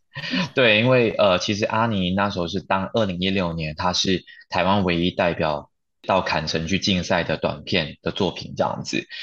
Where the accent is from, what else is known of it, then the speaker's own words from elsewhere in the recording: Malaysia; now in Taiwan; 我是从马来西亚来到台湾来打拼